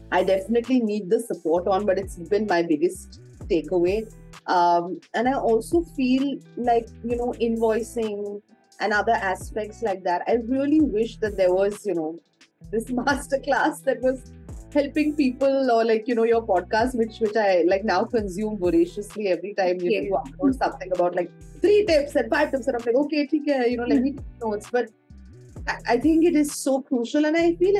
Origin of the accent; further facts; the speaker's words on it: India; as Indian women